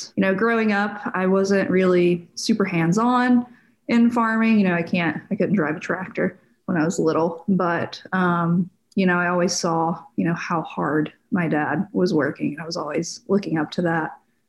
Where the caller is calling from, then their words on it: Columbus, Georgia, United States; I am from right now Columbus, Georgia. So southwest, right near Alabama.